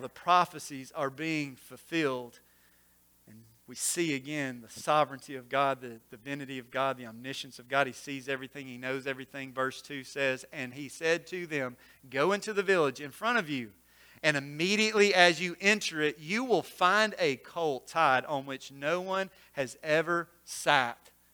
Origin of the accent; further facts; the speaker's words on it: Corinth, Mississippi, United States; now in Olive Branch, United States; I grew up in Corinth, uh, just a little ways from here.